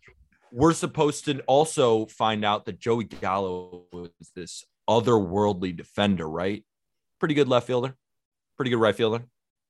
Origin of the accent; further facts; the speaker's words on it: Staten Island, New York, United States; born there; I was born in Staten Island, New York. My dad was a huge Yankee fan.